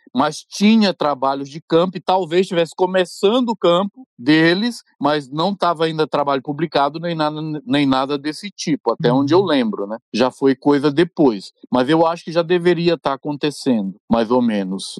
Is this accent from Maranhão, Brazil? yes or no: yes; São Luís, Maranhão, Brazil; nascido e criado no Maranhão